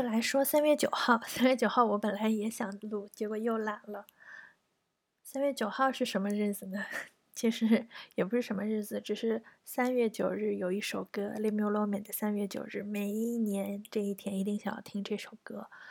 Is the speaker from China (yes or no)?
yes; China; now in Japan; 我们中国人